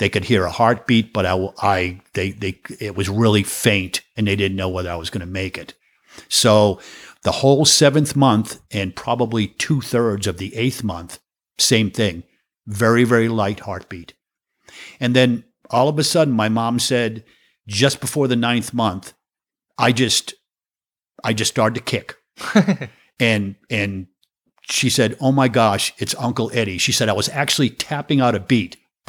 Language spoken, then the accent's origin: English; Walpole, Massachusetts, United States; also born or lived in Brighton; I was born in St. Elizabeth's Hospital in Brighton, Massachusetts. And I grew up in this little town called Walpole, which is... 25 miles from Boston. No, I'm sorry. 18 miles from Boston and 18 miles from Providence, Rhode Island.